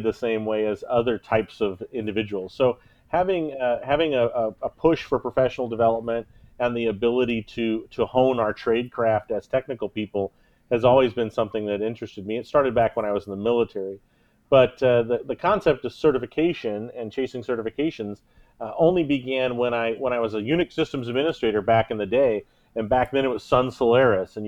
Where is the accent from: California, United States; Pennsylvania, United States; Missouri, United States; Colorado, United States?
Missouri, United States; Kansas City; Kansas City is my hometown